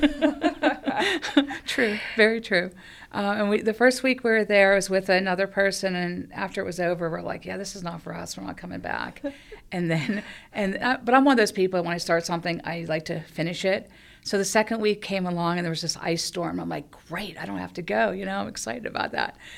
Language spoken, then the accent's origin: English; Penn Hills, Pennsylvania, United States; lived in, um, Penn Hills all my life